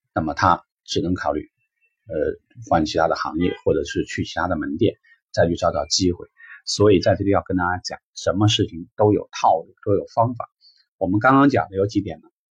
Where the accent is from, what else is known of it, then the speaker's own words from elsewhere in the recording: China; 或者说我们中国人典型嘛，